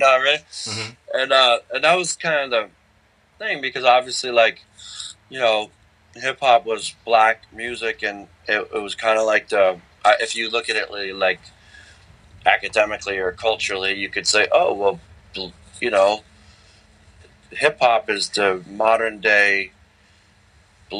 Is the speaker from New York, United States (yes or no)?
no; Philadelphia, Pennsylvania, United States; I grew up in Philadelphia